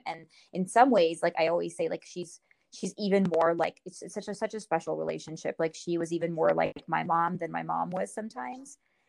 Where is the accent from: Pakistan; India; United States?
India; born there; So when I was born in India, my mom, she does not know what happened